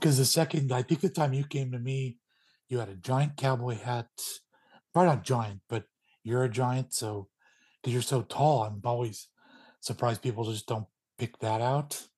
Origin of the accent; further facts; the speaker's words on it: Northern California, United States; my neck of the woods growing up in Northern